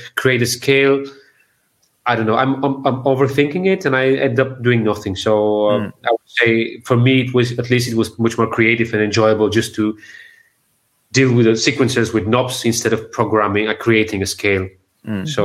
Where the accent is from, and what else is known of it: Sofia, Bulgaria; born or raised there